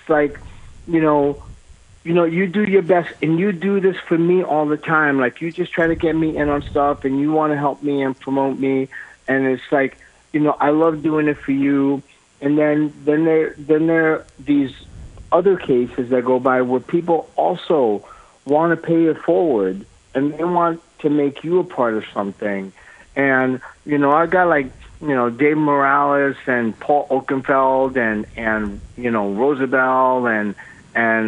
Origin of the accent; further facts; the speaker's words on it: New York City, New York, United States; I'm from Brooklyn